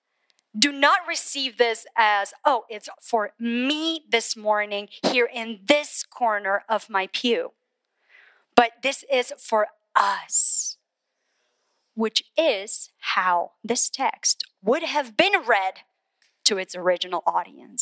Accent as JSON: {"language": "English", "country": "Colombia", "tie": "born or raised there", "moved": "as an adult", "lives_now": "United States", "said": "I was born in Colombia, South America. Grew up there, raised there."}